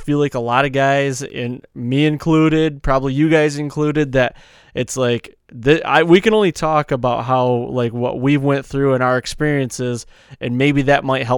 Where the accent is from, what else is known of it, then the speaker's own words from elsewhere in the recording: New Jersey, United States; accent: New Jersey; My New Jersey accent goes to Boston as well, because I can't do it, man.